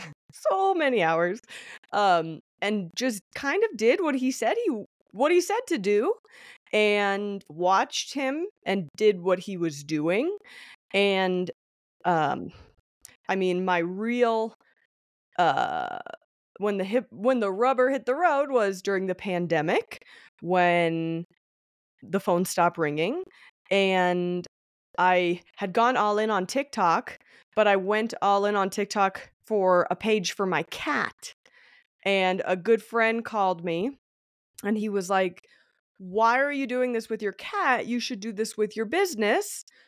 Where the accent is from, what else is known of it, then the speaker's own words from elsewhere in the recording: Denver, Colorado, United States; I was born in Denver, Colorado. I still live here to this day.